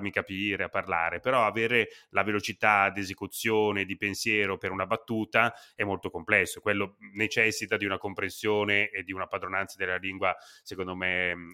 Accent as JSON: {"language": "Italian", "country": "Italy", "accent": "Italian", "said": "È che si sentiva tantissimo il mio accento italiano."}